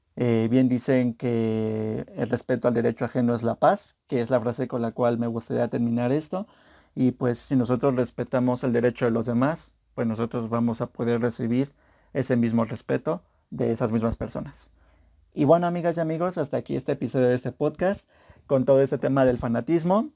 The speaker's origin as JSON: {"language": "Spanish", "country": "Mexico", "said": "yo soy mexicano"}